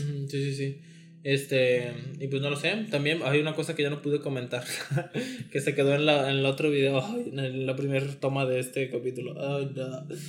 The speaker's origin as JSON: {"language": "Spanish", "country": "Mexico", "said": "somos de México"}